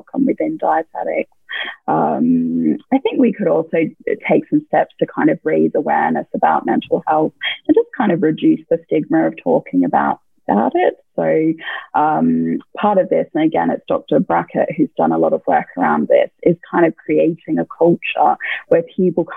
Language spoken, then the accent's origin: English; Australia; just being Australian